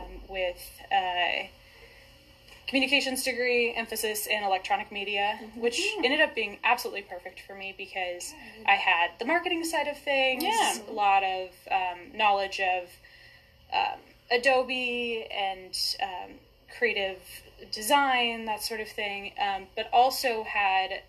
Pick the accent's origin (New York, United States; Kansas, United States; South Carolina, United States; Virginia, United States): Kansas, United States; Wichita; born and raised in Wichita